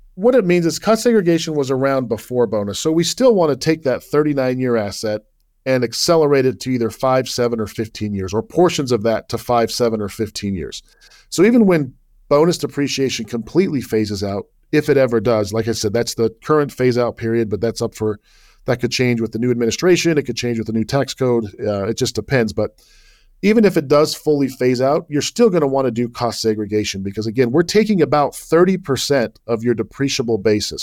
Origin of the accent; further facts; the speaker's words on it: Salt Lake City, Utah, United States; moved away as an adult; also born or lived in Virginia / New York; I was born and raised in Salt Lake City